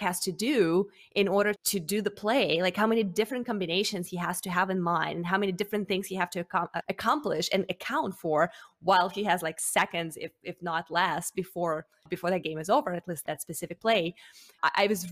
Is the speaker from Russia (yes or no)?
yes; Russia; now in United States; I am actually originally from Russia.